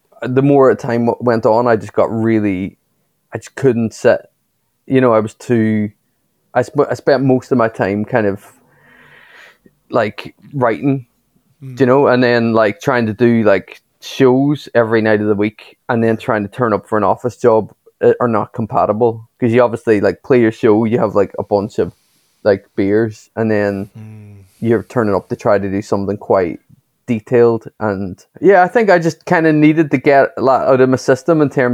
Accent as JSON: {"language": "English", "town": "Derry", "region": "Northern Ireland", "country": "United Kingdom", "tie": "born or raised there", "also_born_or_lived": "New York", "moved": "as an adult", "said": "I was stuck in my hometown"}